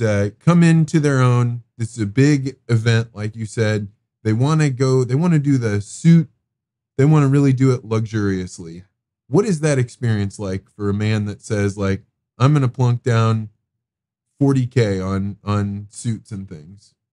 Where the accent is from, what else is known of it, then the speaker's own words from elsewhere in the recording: Eureka, Illinois, United States; growing up in Eureka, Illinois.